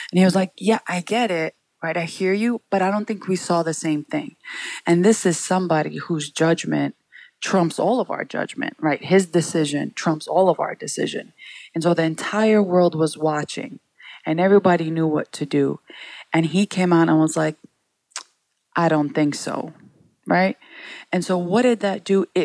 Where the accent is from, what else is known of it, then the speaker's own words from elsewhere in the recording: New York City, New York, United States; We all grew up, my siblings and I, in Sunset Park, Brooklyn